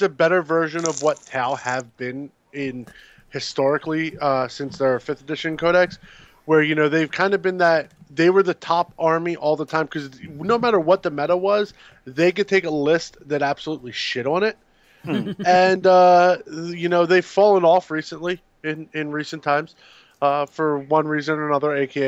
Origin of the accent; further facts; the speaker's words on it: United States; I grew up outside of the Bible Belt